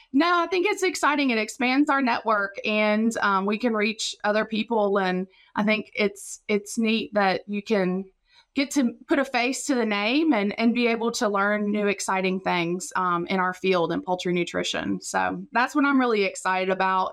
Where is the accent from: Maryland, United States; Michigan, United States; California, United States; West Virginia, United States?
West Virginia, United States; Raleigh County; moved away as an adult; now in Mississippi, United States; I'm from Raleigh County, West Virginia.